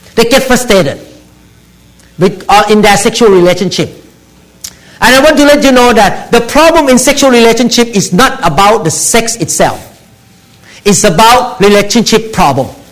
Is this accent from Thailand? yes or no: yes; Thailand; moved away; I came from Thailand